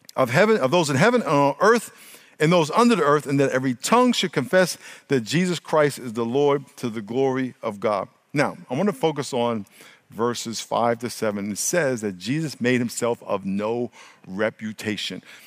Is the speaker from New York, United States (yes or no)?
yes; New York, United States; now in California, United States; when I grew up in New York